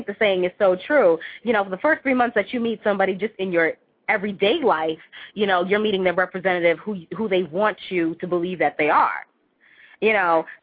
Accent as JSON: {"language": "English", "town": "Boston", "region": "Massachusetts", "country": "United States", "tie": "born or raised there", "moved": "yes", "lives_now": "West Coast, United States", "said": "I'm originally from Boston, born and raised, I'm an East Coast, New England girl"}